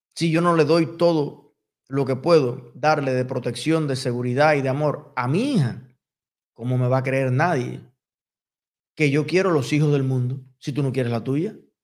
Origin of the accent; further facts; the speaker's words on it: Cuba; soy latino, y soy latinoamericano, y soy cubano